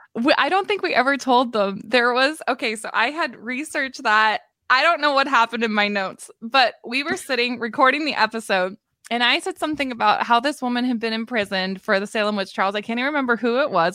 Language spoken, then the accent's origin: English; Maritime provinces, Canada; moved away; even though I'm from Maritime Canada